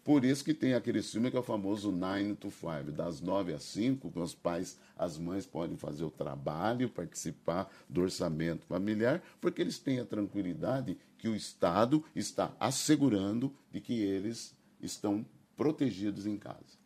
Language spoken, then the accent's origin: Portuguese; Campinas, São Paulo, Brazil; also born or lived in Rio de Janeiro; nasci em Campinas e até aos 18, 20 anos eu morei em Campinas